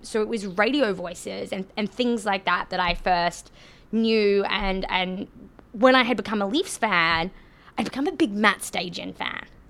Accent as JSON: {"language": "English", "area": "about 800 kilometers north of Brisbane", "region": "Queensland", "country": "Australia", "accent": "Australian", "moved": "yes", "lives_now": "Canada", "said": "as my accent suggests, I am Australian"}